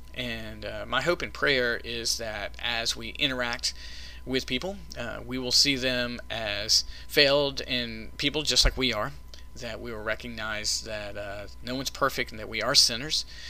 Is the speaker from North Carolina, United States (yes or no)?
yes; Smithfield, North Carolina, United States; growing up in Smithfield, North Carolina, Johnston County